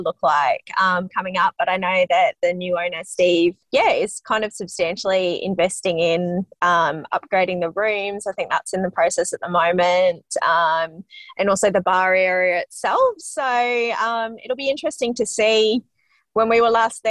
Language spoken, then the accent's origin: English; Australia; as an Australian who's grown up with all of these kind of cultural references to those sorts of things